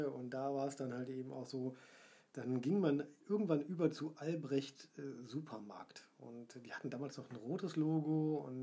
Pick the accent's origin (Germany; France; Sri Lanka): Germany; Essen, North Rhine-Westphalia; ich getraue es mich kaum zu sagen als Essener.